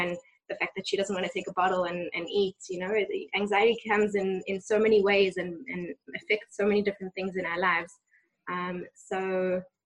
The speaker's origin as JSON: {"language": "English", "country": "South Africa", "tie": "born or raised there", "moved": "yes", "lives_now": "Ra'anana, Israel", "said": "growing up in South Africa"}